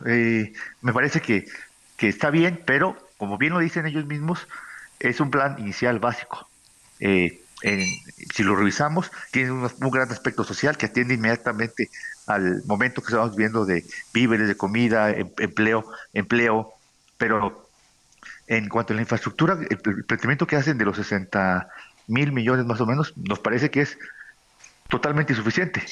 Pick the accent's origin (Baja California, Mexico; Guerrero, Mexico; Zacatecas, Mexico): Guerrero, Mexico; Acapulco; Yo soy de Acapulco